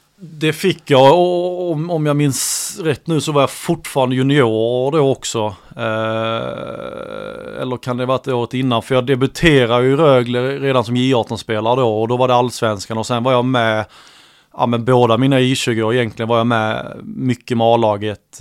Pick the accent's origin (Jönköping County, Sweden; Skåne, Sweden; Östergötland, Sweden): Skåne, Sweden; Jonstorp; also born or lived in Helsingborg; Jag är född i Helsingborg men mina föräldrar flyttar ju ja, direkt till Jonstorp. Det är en liten by eh, ja, en bit utanför.